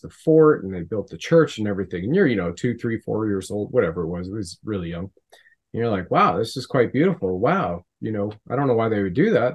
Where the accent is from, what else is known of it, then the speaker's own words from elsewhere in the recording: Ontario, Canada; I remember growing up in Ontario, Canada